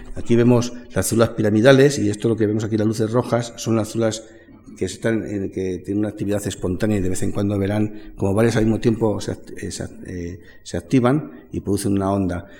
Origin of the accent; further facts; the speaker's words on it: Madrid, Community of Madrid, Spain; somos de Madrid